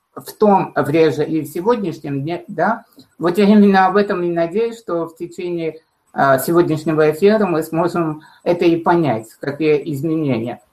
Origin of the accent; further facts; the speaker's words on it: Armenia; moved away as an adult; now in Russia; я уже не могу сказать, что я из солнечной Армении, а я из России